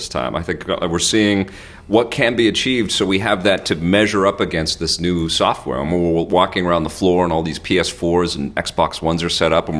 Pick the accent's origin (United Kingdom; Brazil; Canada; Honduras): Canada; Listen, I'm Canadian and it's cold, too cold for me, man.